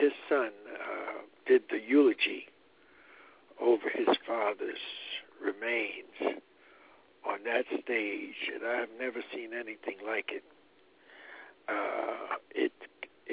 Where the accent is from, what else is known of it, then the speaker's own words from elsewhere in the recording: New Jersey, United States; moved away; also born or lived in Harlem, New York; I spent a good 45 years in Harlem, so I claim it too, but I was born and raised in Jersey.